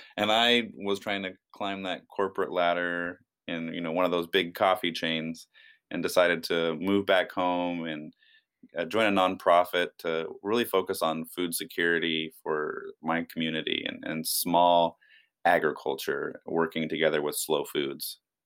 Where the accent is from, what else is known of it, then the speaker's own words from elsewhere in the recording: Union, Oregon, United States; I, I grew up in Northeast Oregon in a, a little town called Union